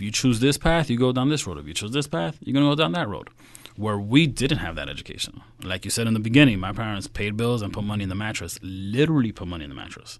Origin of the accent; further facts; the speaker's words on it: New York City, New York, United States; I grew up in Queens, so if you know the seven train that goes right into Met Stadium